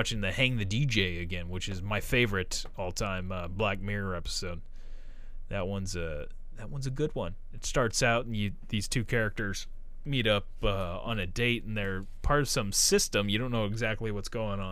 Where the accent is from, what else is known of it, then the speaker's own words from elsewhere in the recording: Missouri, United States; I'm from Missouri